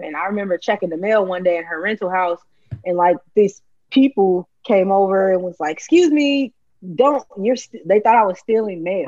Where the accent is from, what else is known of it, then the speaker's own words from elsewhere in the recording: Chicago, Illinois, United States; Chicagoans only eat that shit when we really want it